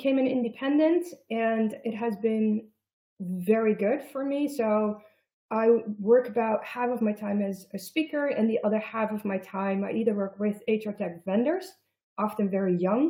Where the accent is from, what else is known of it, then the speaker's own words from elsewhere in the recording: Netherlands; also born or lived in Germany / United States; So I live in the Netherlands. I am Dutch, but I have lived in Germany and in the United States